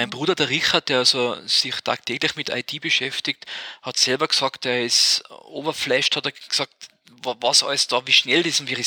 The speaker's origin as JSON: {"language": "German", "country": "Austria", "said": "da sind wir jetzt aus Österreich glaube ich, sowieso zu klein, dass das kommt."}